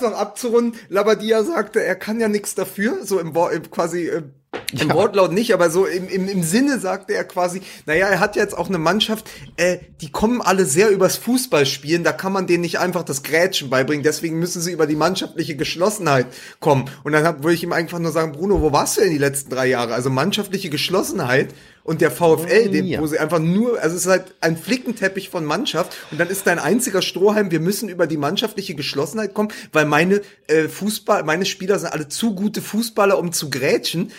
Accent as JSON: {"language": "German", "region": "Berlin", "country": "Germany", "said": "als Berliner"}